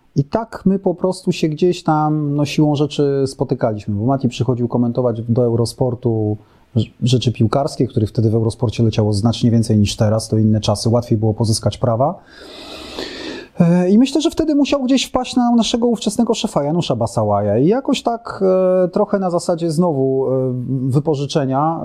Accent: Warsaw, Masovian Voivodeship, Poland; No ja jestem z Warszawy, więc i tak byłem z, z dużego polskiego miasta

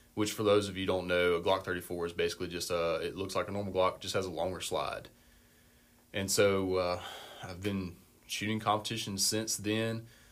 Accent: Vicksburg, Mississippi, United States; I grew up in Vicksburg.

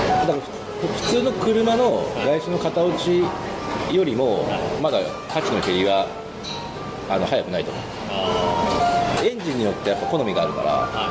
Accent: Yamaguchi, Japan; 山口県出身だから

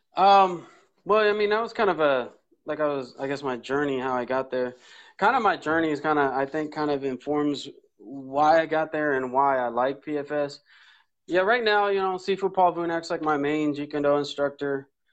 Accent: Oceanside, California, United States; I grew up in North County, San Diego, Oceanside, uh, back gate of Camp Pendleton

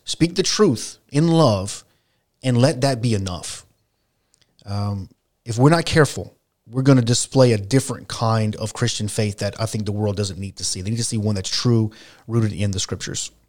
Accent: South Louisiana, United States; we're from South Louisiana

